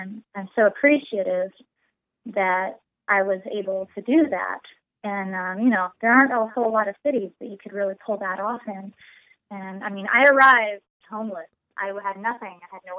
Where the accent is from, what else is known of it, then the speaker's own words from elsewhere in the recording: Austin, Texas, United States; No matter where I live, I'm always from Austin, Texas, as far as the band is. That's we're an Austin band.